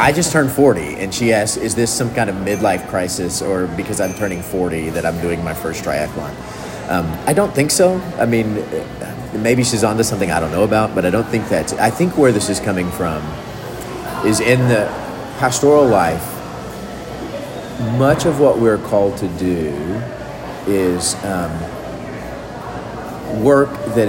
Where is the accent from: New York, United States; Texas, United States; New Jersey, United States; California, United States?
Texas, United States; Carrizo Springs; moved away as an adult; also born or lived in Waco, Texas; now in San Antonio, United States; I grew up in South Texas. I grew up in a little town called Carrizo Springs.